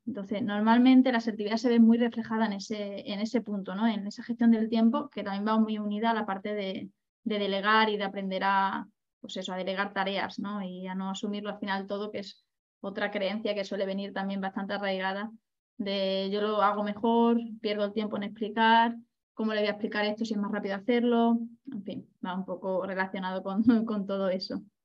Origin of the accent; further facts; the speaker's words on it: Badajoz, Extremadura, Spain; moved away as an adult; also born or lived in Ibiza; de donde yo vengo, que es de, de Badajoz